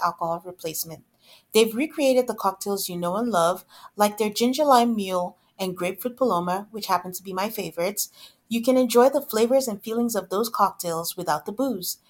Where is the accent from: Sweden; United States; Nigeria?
Nigeria; we're both from Nigeria